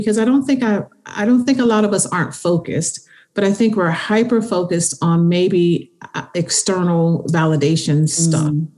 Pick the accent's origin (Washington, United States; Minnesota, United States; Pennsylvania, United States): Pennsylvania, United States; Philadelphia; I'm from Philly